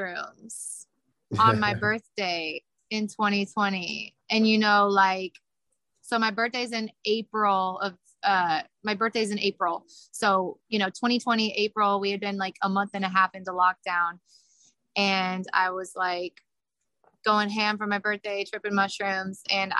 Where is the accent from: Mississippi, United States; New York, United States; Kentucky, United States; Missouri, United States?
Missouri, United States; Kansas City; I'm from Kansas City. So my parents would have me singing like all over Kansas City when I was little. And so I just grew up singing